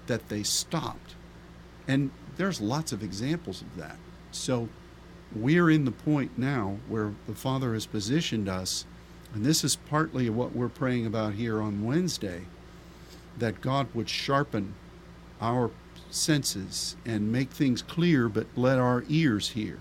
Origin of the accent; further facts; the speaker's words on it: Pennsylvania, United States; my home state of Pennsylvania